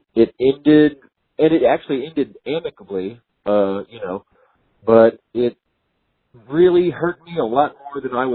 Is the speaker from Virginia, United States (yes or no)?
no; Texas, United States; I was born and raised in Texas, and you know, I'm still here in Texas